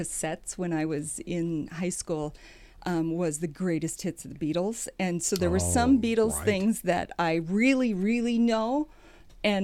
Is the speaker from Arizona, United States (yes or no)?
no; Sheldon, Iowa, United States; we had an indoor pool in my hometown